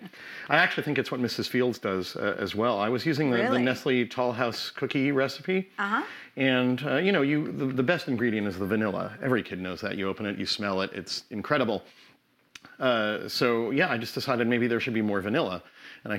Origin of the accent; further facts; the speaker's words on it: New York, United States; now in Oregon, United States; I grew up in New York